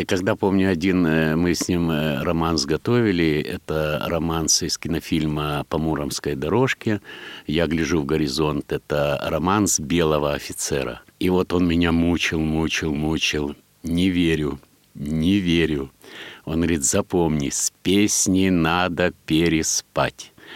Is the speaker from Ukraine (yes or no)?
yes; Kamianske, Dnipropetrovsk Oblast, Ukraine; moved away; я родился в Днепродзержинске